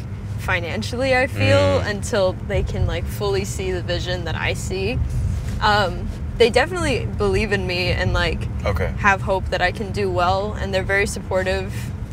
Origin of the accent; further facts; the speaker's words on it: Oman; also born or lived in Illinois, United States; And I lived there till I was 6 years old, and then moved to Oman, and then studied there my whole life till I graduated high school.